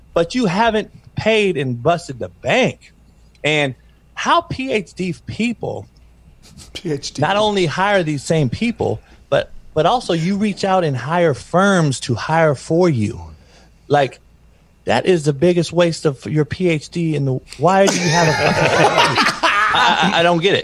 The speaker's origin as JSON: {"language": "English", "town": "Compton", "region": "California", "country": "United States", "tie": "born or raised there", "said": "growing up in Compton"}